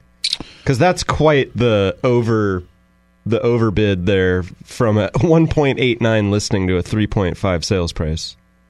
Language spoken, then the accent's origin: English; Northern California, United States; I'm from Northern California.